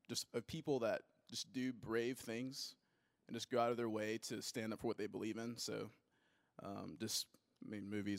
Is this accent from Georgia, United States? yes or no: yes; Suwanee, Georgia, United States; now in Alpharetta, United States; I'm from Suwanee, Georgia, and I currently live in Alpharetta.